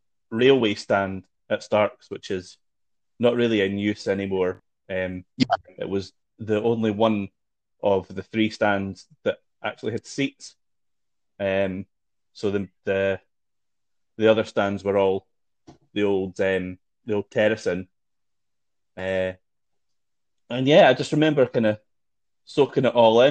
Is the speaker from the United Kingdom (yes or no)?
yes; Kirkcaldy, Scotland, United Kingdom; I grew up in Kirkcaldy